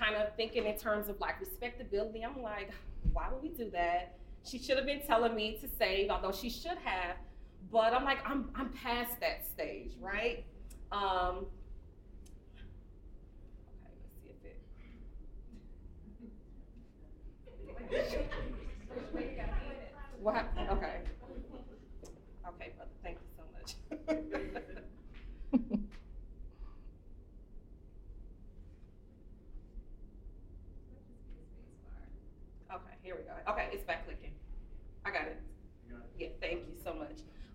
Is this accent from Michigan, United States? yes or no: yes; Detroit, Michigan, United States; I'm from Detroit, born and raised